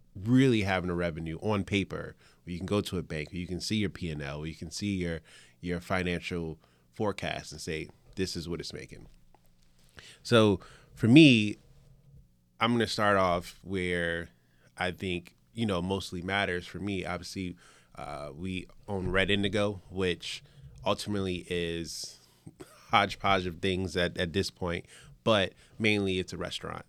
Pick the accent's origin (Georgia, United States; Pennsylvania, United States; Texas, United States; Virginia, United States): Virginia, United States; Richmond; also born or lived in New York; I was born in New York, but I grew up, uh, in Richmond, Virginia